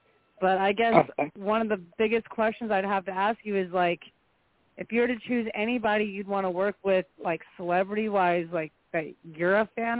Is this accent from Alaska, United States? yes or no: yes; Alaska, United States; I'm a vampire model. I'm from Alaska, actually. I came down here